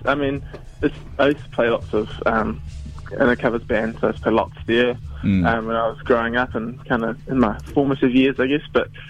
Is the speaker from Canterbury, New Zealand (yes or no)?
no; Blenheim, Marlborough, New Zealand; I'm from Blenheim, so nice to start with a little hometown show.